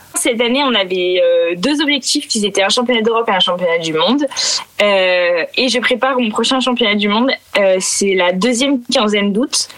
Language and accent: French; Picardy, Hauts-de-France, France; j'ai grandi, je viens de la campagne de Picardie